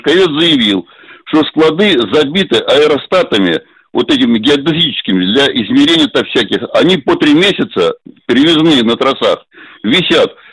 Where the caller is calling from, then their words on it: Moscow, Russia; из Москвы, пенсионер, мне 77 лет.